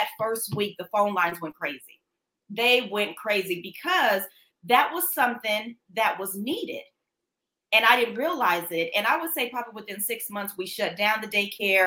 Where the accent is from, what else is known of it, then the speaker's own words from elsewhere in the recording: Denver, Colorado, United States; now in Dallas, United States; I am from Denver, Colorado. So once I transitioned and moved down to Dallas, Texas